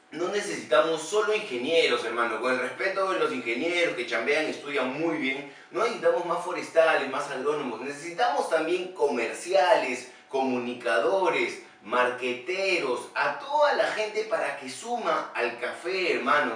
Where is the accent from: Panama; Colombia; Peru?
Peru; como somos los peruanos recontrapositivos